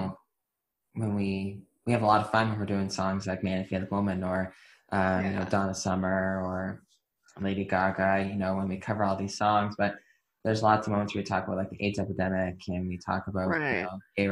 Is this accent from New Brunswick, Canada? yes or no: no; Hamilton, Ontario, Canada; moved away; also born or lived in Maritime provinces; I grew up in Hamilton